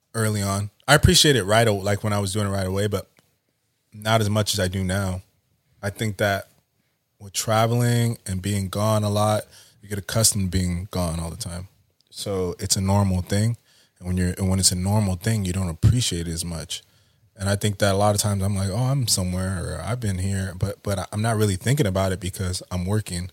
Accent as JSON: {"language": "English", "town": "Oxnard", "region": "California", "country": "United States", "tie": "born or raised there", "also_born_or_lived": "Montana", "said": "I grew up Southside of Oxnard, went to China Islands High School, um, then went to Ventura College"}